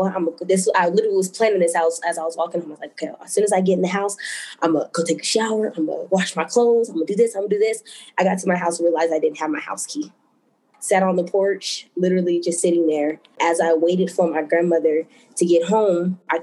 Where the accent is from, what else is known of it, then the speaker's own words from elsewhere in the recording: Denver, Colorado, United States; I am from Denver, Colorado.